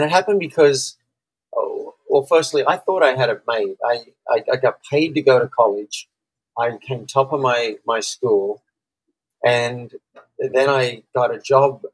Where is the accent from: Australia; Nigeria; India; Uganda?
Australia; I'm from Australia, and I coach business owners who want to double their business.